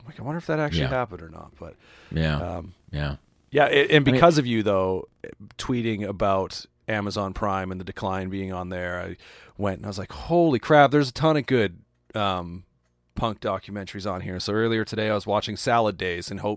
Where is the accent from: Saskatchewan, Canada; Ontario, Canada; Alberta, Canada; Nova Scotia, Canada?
Alberta, Canada; Calgary; growing up in the Calgary scene in Alberta, Canada